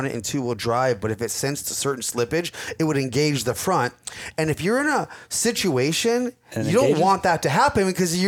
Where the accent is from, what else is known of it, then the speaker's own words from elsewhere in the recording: Southern California, United States; growing up in Southern California, pre-runners, desert racing, that was always our thing